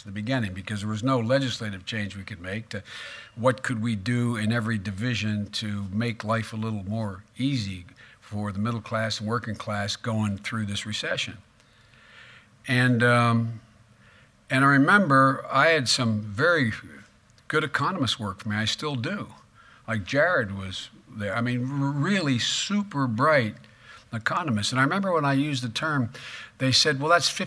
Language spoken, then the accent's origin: English; Claymont, Delaware, United States; guys like me, growing up in Claymont